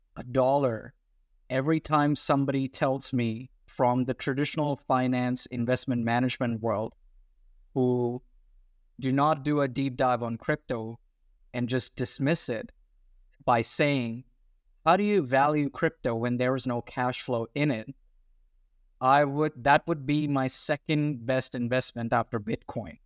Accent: Australia; accent: weird accent; also born or lived in India / Sydney, Australia; I'm an Indian Australian, by the way. That's why the weird accent, but with an Indian ethnic outlook

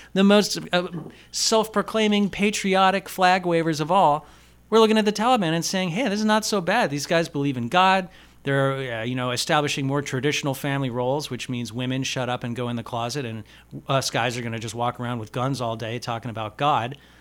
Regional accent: United States; I'm an American

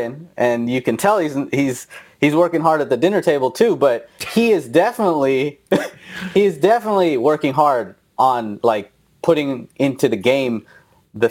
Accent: Houston, Texas, United States; we grew up in Houston

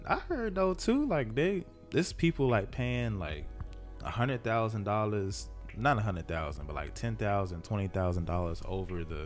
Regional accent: North Carolina, United States; we're from North Carolina

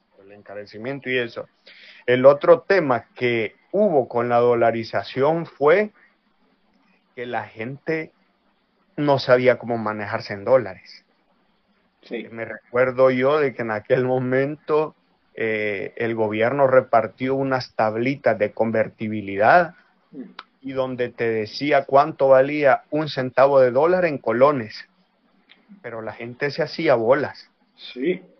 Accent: El Salvador; now in La Plata, Argentina; soy de El Salvador y actualmente, como dijo Facundo, estoy estudiando, eh, licenciatura y profesorado en sociología en la U N L P

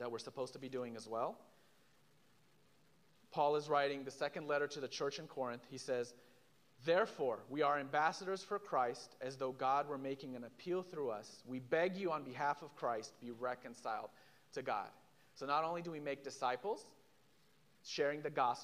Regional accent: Israel; moved away; I'm from Israel. I'm from a Jewish background

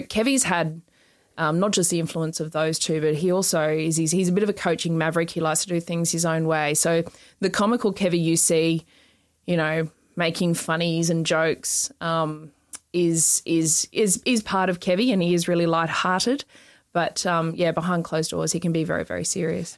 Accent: Queensland, Australia; I was born in Queensland, so I do remember sitting down um, in '88. We had Expo '88 oh, in Brisbane

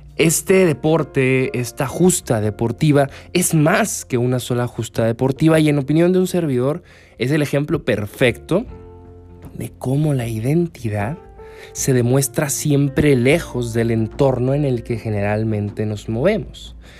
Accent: Mexico; como mexicano

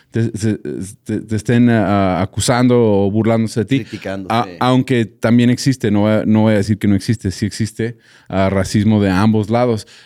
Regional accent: United States; Spanish is a second language; O sea, yo como gringo tratando de aprender bien el español, pero también hacemos el podcast en inglés

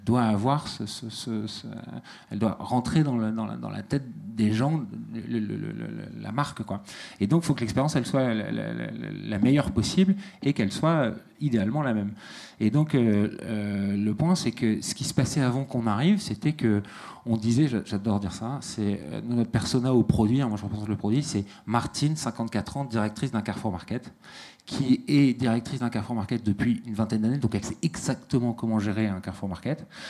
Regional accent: Valenciennes, Hauts-de-France, France; je suis né vraiment ici. Je suis né à Valenciennes et j'ai fait toutes mes études ici

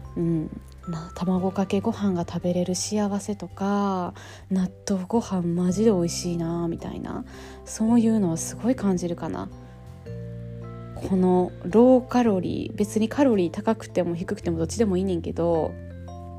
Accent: Japan; now in France; 今ね日本に帰ってきて

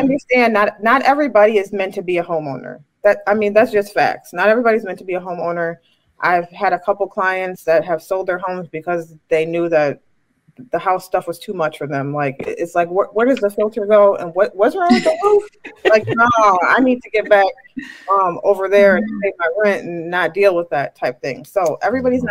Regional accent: Chicago, Illinois, United States; I'm from Chicago

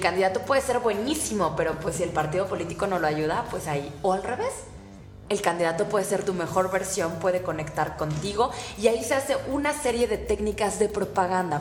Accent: Mexico; qué ingeniosos somos los mexicanos

